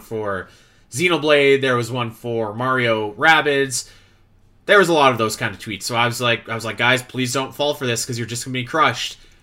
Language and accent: English; Canada; growing up in Canada, where it snows regularly